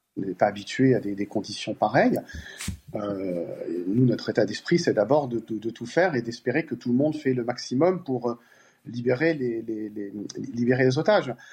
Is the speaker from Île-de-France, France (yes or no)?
yes; Paris, Île-de-France, France; Moi, je suis parisien et français